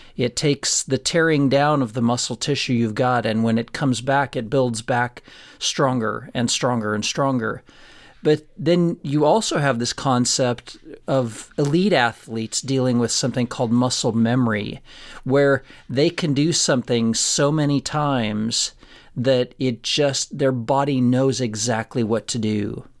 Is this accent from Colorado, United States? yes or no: yes; Florence, Colorado, United States; Florence, my hometown that I grew up